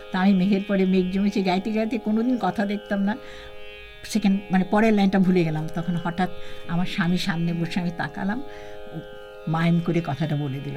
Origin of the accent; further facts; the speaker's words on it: Kolkata, West Bengal, India; আমাদের আমি কলকাতা থেকে এসেছি আর আমাদের বাড়িটাই ছিল রবীন্দ্রসঙ্গীতের একটা বিরাট পরিবেশ যেখানে আমরা জয়েন্ট ফ্যামিলি বলে ভাই বোনদের মিলেই আমরা গান করতাম